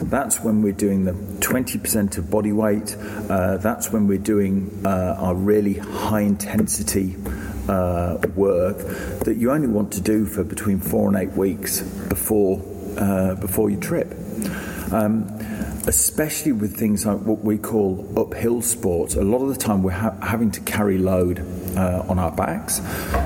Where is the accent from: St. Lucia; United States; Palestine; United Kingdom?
United Kingdom; England; now in Australia; I'm an Englishman